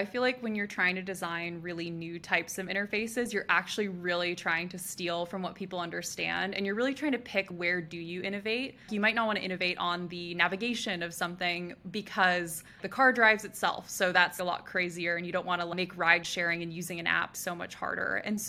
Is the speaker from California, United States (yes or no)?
yes; California, United States; Truly what happened was I grew up around the Bay Area.